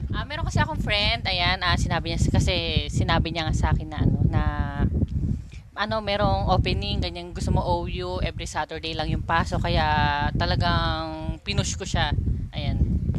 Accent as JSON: {"language": "Tagalog", "area": "Zambales", "region": "Central Luzon", "country": "Philippines", "moved": "yes", "said": "Ang tinay ko na course is HRM sa province namin sa Micro Asia"}